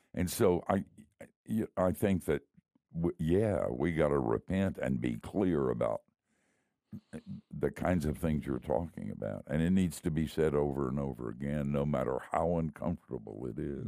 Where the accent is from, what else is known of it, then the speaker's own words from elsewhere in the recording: the South, United States; also born or lived in Miami; I grew up in the South